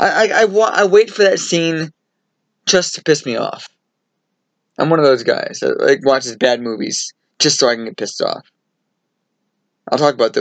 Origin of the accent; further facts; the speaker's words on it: Sonoma, California, United States; I'm a Northern California native. I was born up in Sonoma.